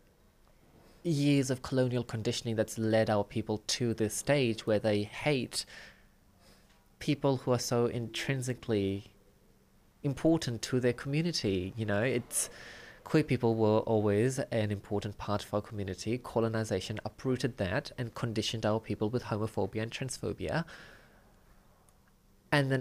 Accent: Fiji; now in Auckland, New Zealand; I grew up in Fiji during a time it was a crime to be gay.

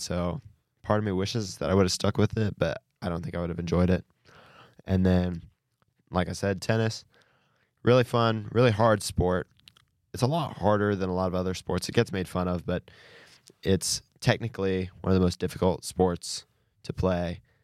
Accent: Bluffton, Indiana, United States; I'm from Bluffton, Indiana.

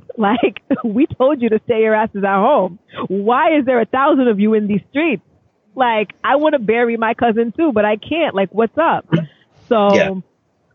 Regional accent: New York City, New York, United States; as a New Yorker

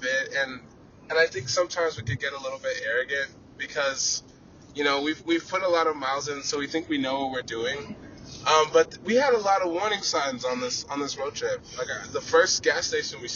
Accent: Texas, United States; we're from Texas

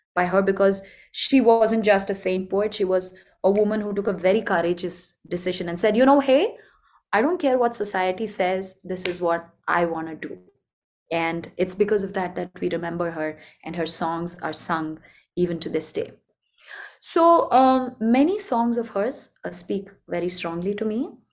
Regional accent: Bangalore, Karnataka, India; I come from Bangalore, which is a city in the south part of India.

